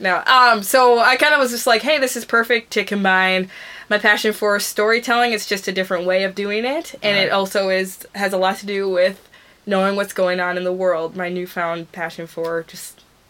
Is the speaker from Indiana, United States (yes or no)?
no; Minneapolis, Minnesota, United States; born or raised there